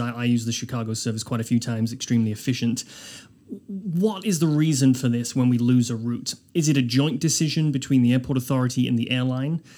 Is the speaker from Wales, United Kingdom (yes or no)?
yes; Wales, United Kingdom; now in Halifax, Canada